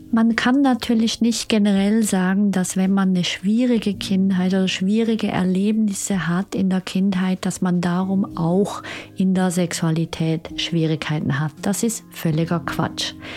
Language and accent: German; Switzerland; Ich bin ja Schweizerin